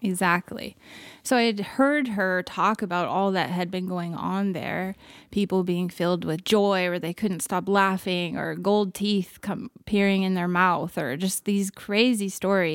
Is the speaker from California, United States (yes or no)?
yes; California, United States; moved away as an adult; now in Canada; born and raised California, now a Canadian as well